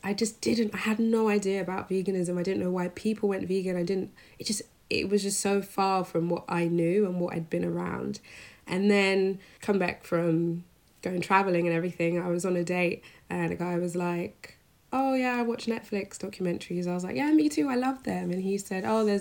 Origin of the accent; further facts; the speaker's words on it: London, United Kingdom; I grew up in London, in North London